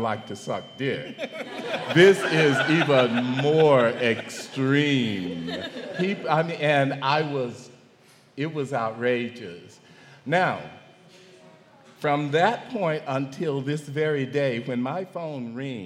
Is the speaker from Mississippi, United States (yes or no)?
yes; Mississippi, United States; growing up in Mississippi